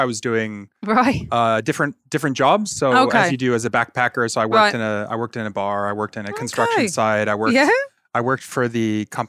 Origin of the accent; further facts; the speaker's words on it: Michigan, United States; Whereabouts? I'm from Michigan.